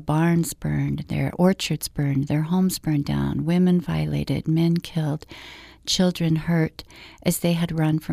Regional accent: Orem, Utah, United States; I grew up in Orem, Utah, in a Latter-day Saint family

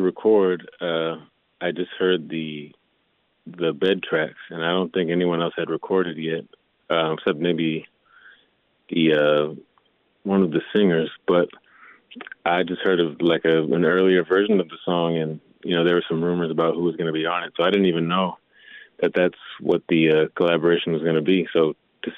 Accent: Milwaukee, Wisconsin, United States; moved away as an adult; also born or lived in Texas; Definitely Wisconsin. I spent pretty much my entire life in Milwaukee. I was born in Texas, and I spent the last couple of years there.

